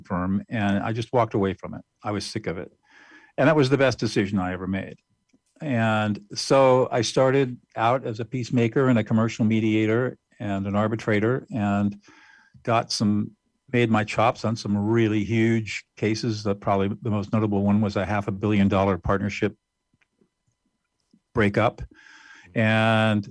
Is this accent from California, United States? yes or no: yes; Southern California, United States; also born or lived in New Hampshire; I grew up in Southern California and graduated from high school